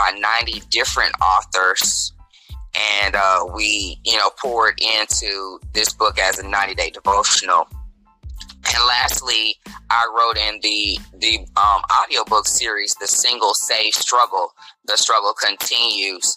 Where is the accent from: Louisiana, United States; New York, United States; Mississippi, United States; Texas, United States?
Texas, United States; Dallas; moved away; also born or lived in St. Louis, Missouri; I am born and raised in Dallas, Texas. Spent a considerable time in St. Louis, Missouri